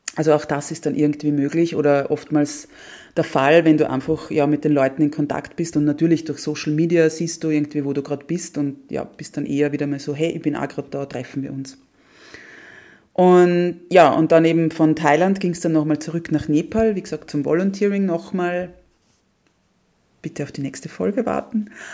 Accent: Austria; ich so die erste Österreicherin

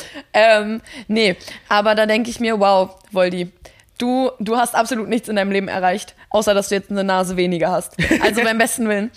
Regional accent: Mecklenburg-Vorpommern, Germany; moved away; ich komme ja ursprünglich aus Mecklenburg

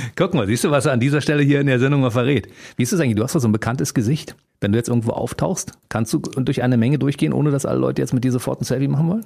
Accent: Berlin, Germany; wir als Berliner

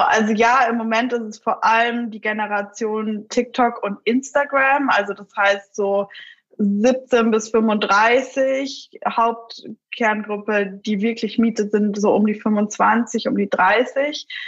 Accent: Munich, Bavaria, Germany; Ich bin selbst aus München

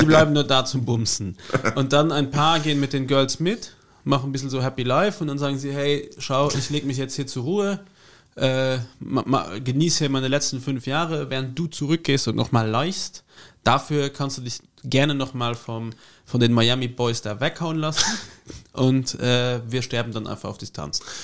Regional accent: Germany; bei uns, wenn der Mosel, wo ich herkomme, gibt es Aale

